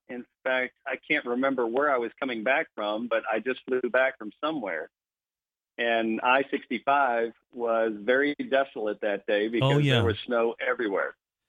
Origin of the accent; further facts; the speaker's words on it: Louisville, Kentucky, United States; born there; Yeah, I was born in Louisville, Kentucky.